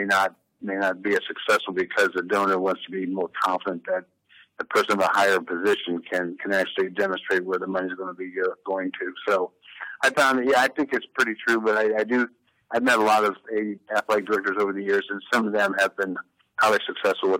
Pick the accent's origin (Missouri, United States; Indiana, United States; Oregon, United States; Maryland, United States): Indiana, United States; Rensselaer; moved away as an adult; also born or lived in San Francisco / Seattle; I was basically from Rensselaer, Indiana, a little small, 5,000 population city.